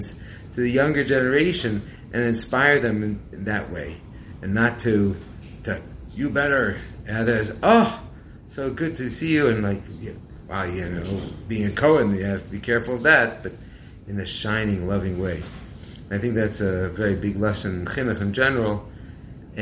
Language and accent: English; California, United States; I'm from California